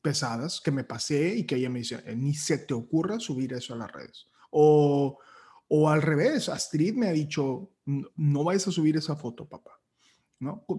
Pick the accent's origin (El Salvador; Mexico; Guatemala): Mexico; Matamoros, Tamaulipas; soy de Matamoros